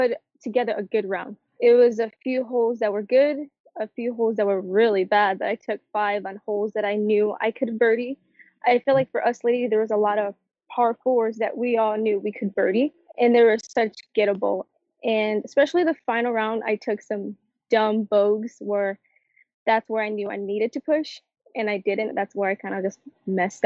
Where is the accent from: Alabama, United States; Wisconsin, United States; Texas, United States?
Texas, United States; San Antonio; San Antonio.